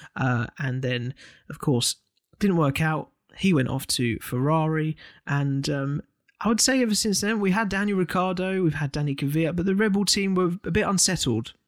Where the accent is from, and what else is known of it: United Kingdom